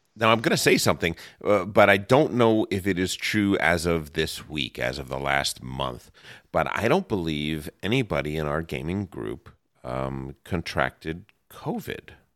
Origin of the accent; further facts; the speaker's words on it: New Jersey, United States; also born or lived in New York area; now in Los Angeles, United States; growing up in New, New Jersey and, and the New York area